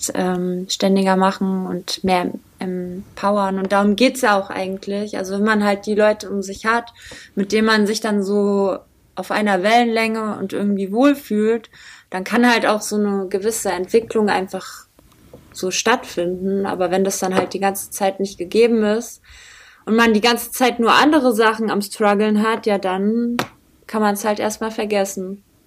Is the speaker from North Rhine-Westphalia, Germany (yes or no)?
no; Butzbach, Hesse, Germany; moved away as an adult; also born or lived in Frankfurt; now in Mainz, Germany; ursprünglich komme ich eigentlich aus Frankfurt. Also meine Eltern äh, haben mich in Frankfurt äh, bis ich sechs war, habe ich in Rödelheim gewohnt und dann äh, später habe ich in Butzbach gewohnt.